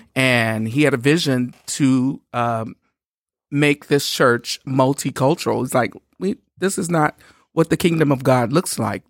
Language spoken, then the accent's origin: English; Shreveport, Louisiana, United States; We are from Louisiana. I'm from Shreveport, Louisiana